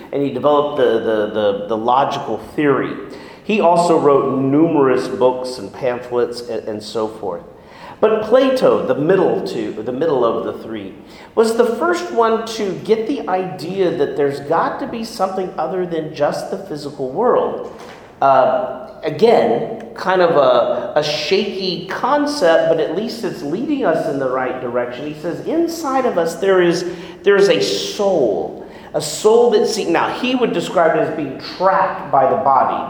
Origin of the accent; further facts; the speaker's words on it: Houston, Texas, United States; I grew up in Houston, very devout family